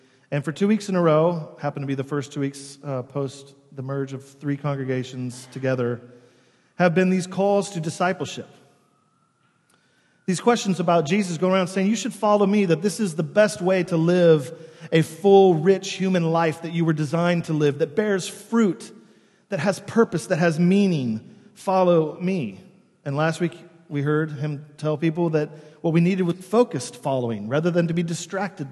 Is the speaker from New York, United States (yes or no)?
yes; New York City, New York, United States; as New Yorkers